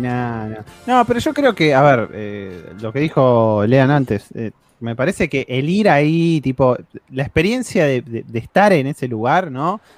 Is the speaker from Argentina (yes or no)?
yes; Argentina; somos argentinos